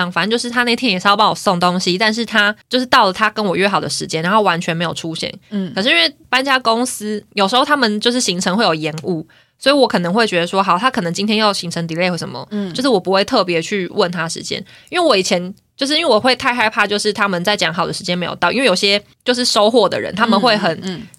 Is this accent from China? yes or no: no; Taiwan; accent: Taiwanese Mandarin; 我刚刚是不是讲台湾国语啊？